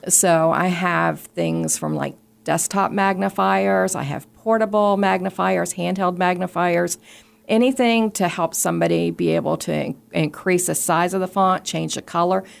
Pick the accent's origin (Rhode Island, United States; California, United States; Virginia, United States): Virginia, United States; Richmond; I grew up in Richmond, close to the Department for the Blind and Vision Impaired